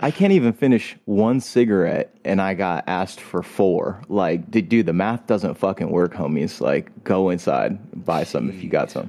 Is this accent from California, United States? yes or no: yes; California, United States; I'm from California